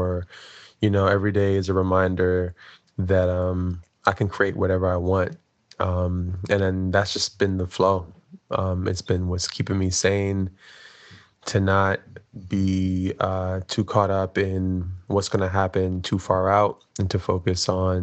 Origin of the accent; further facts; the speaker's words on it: New York City, New York, United States; I'm from Brooklyn, New York